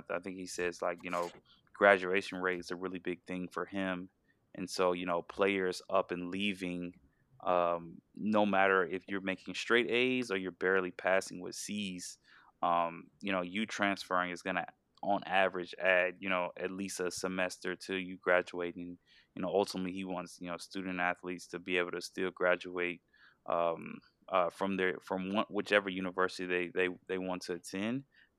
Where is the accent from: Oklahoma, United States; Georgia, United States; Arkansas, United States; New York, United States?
Georgia, United States; hey, you know, I'm from Georgia, Oregon really appealed to me, I want to go out to Oregon. But then I realized, you know, I'm kind of homesick and I want to move back home.